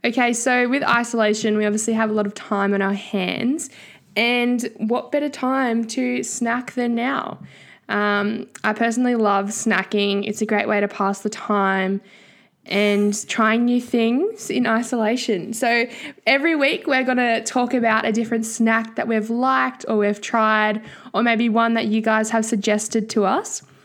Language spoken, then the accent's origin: English; Tasmania, Australia; now in Brisbane, Australia; I'm from Tassie and I study journalism and arts at U Q